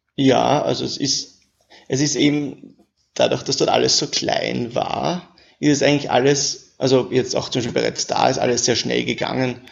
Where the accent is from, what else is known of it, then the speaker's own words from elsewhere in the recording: Vienna, Austria; also born or lived in Paris; ich bin auch aus Wien